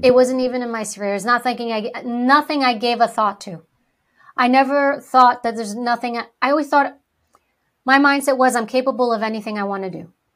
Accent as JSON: {"language": "English", "town": "New York City", "region": "New York", "country": "United States", "tie": "born or raised there", "first_language": "Greek", "second_language": "English", "said": "I was born and raised in New York City. I was a, actually born in Harlem."}